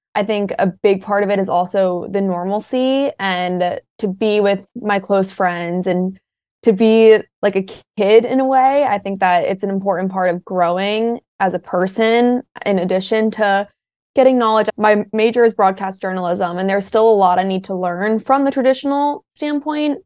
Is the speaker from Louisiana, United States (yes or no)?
no; Maryland, United States; University of Maryland for the longest time because it's my college at home